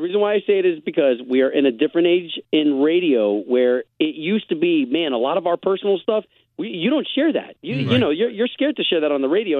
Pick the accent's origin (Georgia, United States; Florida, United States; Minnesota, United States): Florida, United States; Tampa; now in Orlando, United States; I grew up in Tampa, so I went to high school there at Howard W. Blake School of Performing Arts.